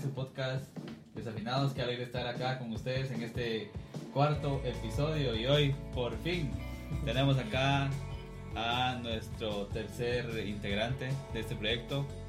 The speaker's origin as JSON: {"language": "Spanish", "town": "Cuilapa", "region": "Santa Rosa", "country": "Guatemala", "said": "los tres seamos de acá"}